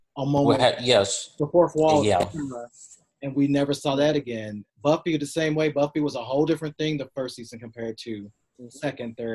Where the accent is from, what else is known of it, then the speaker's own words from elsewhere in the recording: the South, United States; I was from the South